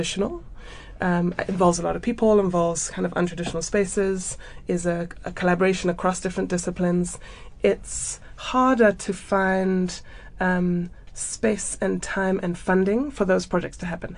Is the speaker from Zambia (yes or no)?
yes; Zambia; also born or lived in United Kingdom / United States / Cape Town, South Africa; now in Johannesburg, South Africa; I am from Zambia. I was born in Zambia, and went to boarding school in the UK and undergrad in the US.